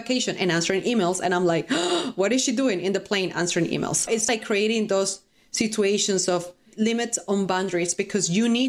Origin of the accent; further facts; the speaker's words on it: Costa Rica; English is a second language; moved away as an adult; I'm from Costa Rica